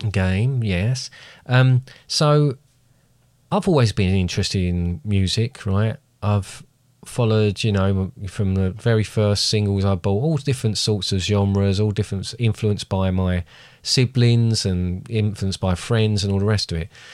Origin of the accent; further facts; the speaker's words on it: United Kingdom; quite a thing to be British